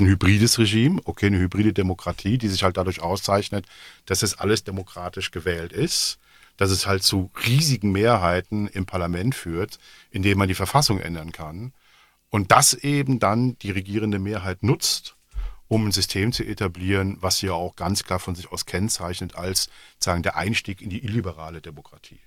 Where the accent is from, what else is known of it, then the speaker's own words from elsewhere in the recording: Rhineland, Germany; now in Belgium; Ich bin Rheinländer